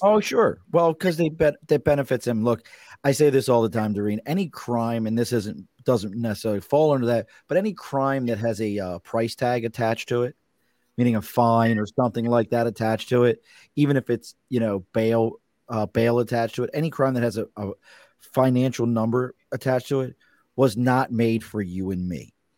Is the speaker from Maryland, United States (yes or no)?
yes; Baltimore, Maryland, United States; accent: Baltimore; now in New York City, United States; I grew up in Baltimore